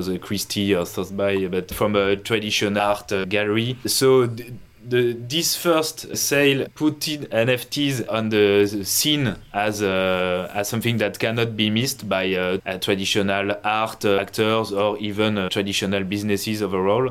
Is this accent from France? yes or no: yes; France; English is a second language; from France